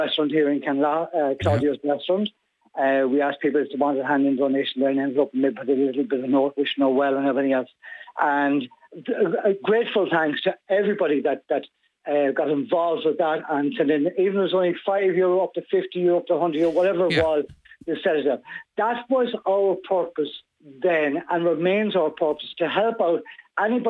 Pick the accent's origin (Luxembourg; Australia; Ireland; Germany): Ireland; we're Irish